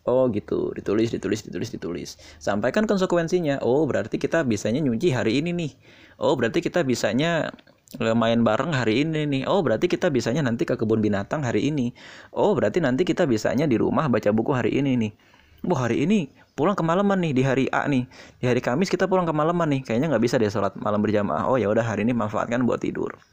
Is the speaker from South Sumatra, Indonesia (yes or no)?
no; East Jakarta, Jakarta, Indonesia; karena tingkatnya beda daerahnya juga berbeda saya dari Jakarta Timur istri saya dari Jakarta Selatan